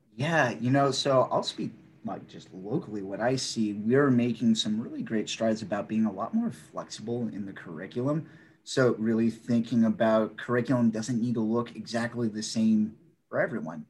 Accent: Northern Virginia, United States; also born or lived in Maryland / South Korea / Arlington; I grew up in Northern Virginia

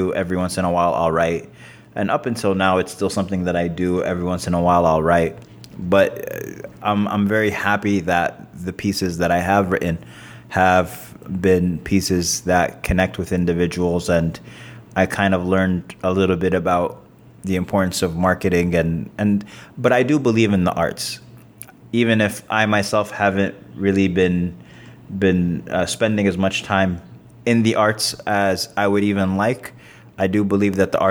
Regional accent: New York City, New York, United States; moved away; also born or lived in Sudan; I grew up mostly in Queens, New York

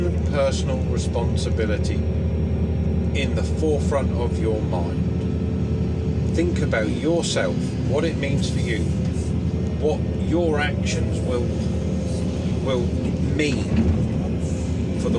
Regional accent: England, United Kingdom

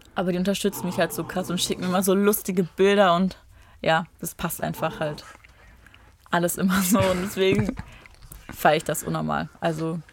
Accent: Rheinberg, North Rhine-Westphalia, Germany; also born or lived in Düsseldorf; Ich komme aus Rheinberg

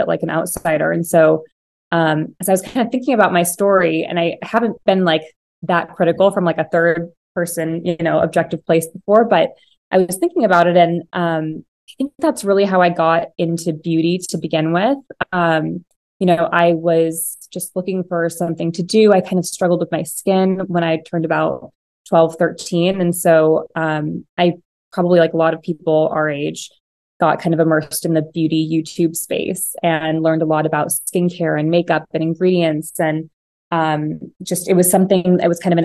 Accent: Piedmont, California, United States; I grew up in the Bay Area, in this little town called Piedmont. It's kind of in the Oakland Hills.

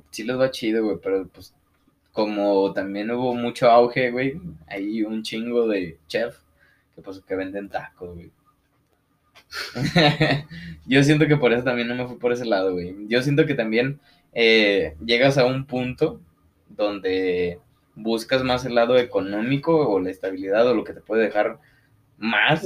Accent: Lagos de Moreno, Jalisco, Mexico; somos de aquí de Lagos de Moreno

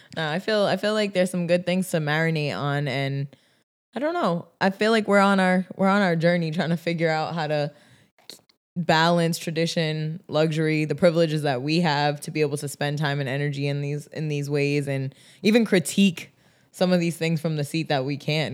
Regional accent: Rhode Island, United States; a kid growing up in Rhode Island

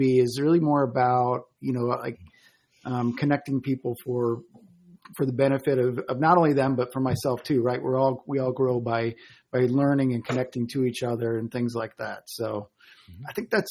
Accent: Chicago, Illinois, United States; moved away as an adult; also born or lived in Colorado; I grew up in the Chicago area and moved to Colorado when I was 24.

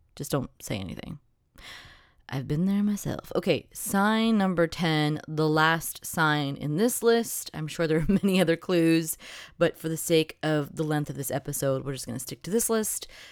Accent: New Jersey, United States; I'm from New Jersey, and we're, like, raised to be

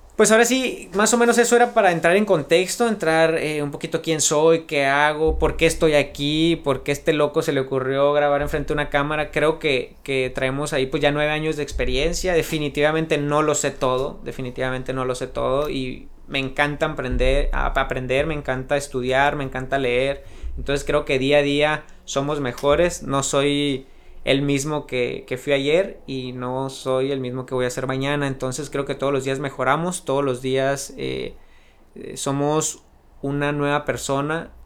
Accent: San Luis Río Colorado, Sonora, Mexico; also born or lived in Phoenix, Arizona; un pueblo pequeño, pero la verdad que, que, me ha visto crecer y me ha dado muchísimo de lo que soy ahorita

